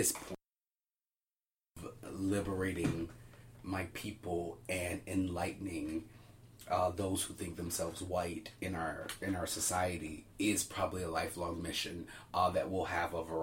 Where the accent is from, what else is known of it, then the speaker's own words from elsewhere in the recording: Birmingham, Alabama, United States; now in Chicago, United States; being born and raised in Birmingham